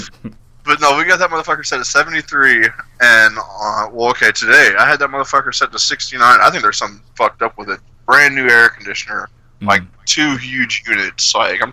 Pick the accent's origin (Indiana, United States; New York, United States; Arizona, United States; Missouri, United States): Indiana, United States; Evansville; born there; No, I was born in Evansville.